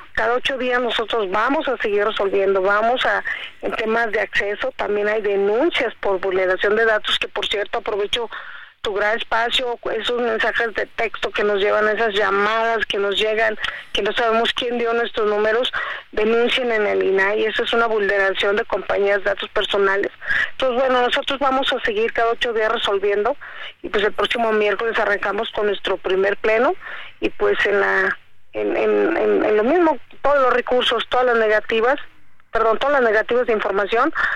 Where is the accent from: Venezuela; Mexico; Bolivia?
Mexico; como mexicanos